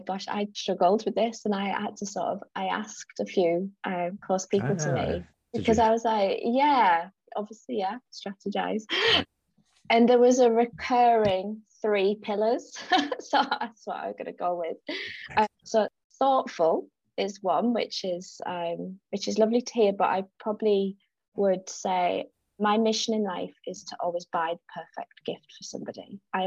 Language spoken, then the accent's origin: English; South Africa; And I think it's because I absolutely thrived. I'm really outdoorsy